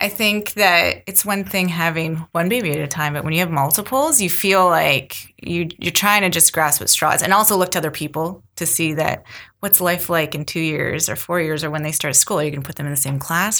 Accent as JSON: {"language": "English", "town": "Mississauga", "region": "Ontario", "country": "Canada", "lives_now": "Milton, Canada", "said": "I came from Mississauga, and so did my husband. We met in high school. We've been together since teens. And so we came from Mississauga, and it's bigger and more spread out."}